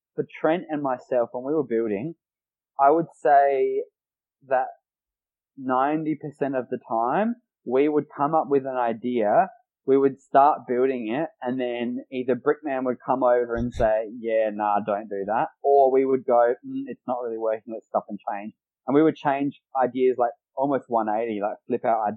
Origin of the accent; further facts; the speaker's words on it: Adelaide, South Australia, Australia; We're both from Adelaide